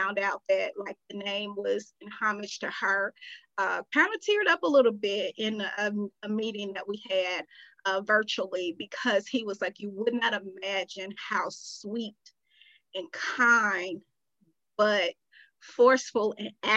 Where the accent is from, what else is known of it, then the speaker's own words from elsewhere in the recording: St. Louis, Missouri, United States; moved away as an adult; it's my hometown. So I know what's going on in St. Louis